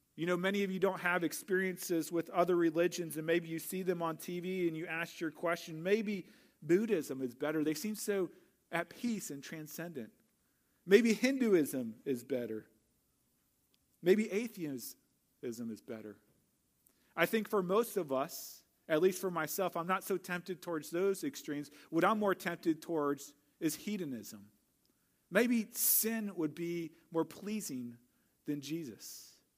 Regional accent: St. Louis, Missouri, United States; moved away as an adult; I grew up in Saint Louis

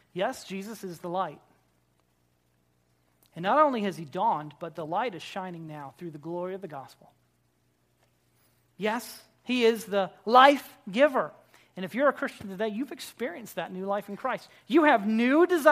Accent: Florida, United States; I grew up in Florida

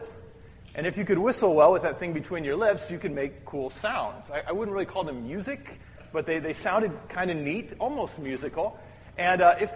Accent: Midwest, United States; When I was growing up in the Midwest

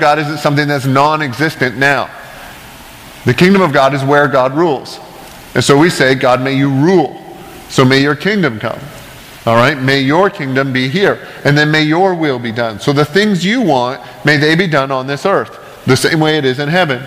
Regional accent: Canada; I grew up in Canada, a Christian country

